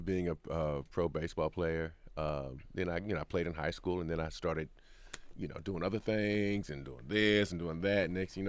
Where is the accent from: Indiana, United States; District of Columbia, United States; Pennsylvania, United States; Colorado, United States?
Indiana, United States; Indianapolis; No, I'm from Indianapolis.